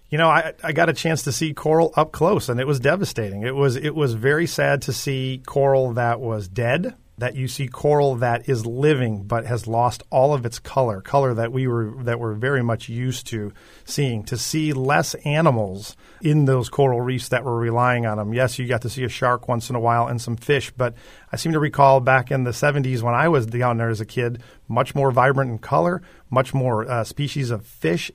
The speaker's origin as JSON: {"language": "English", "town": "Chicago", "region": "Illinois", "country": "United States", "tie": "born or raised there", "moved": "yes", "lives_now": "Florida, United States", "said": "I grew up in Chicago"}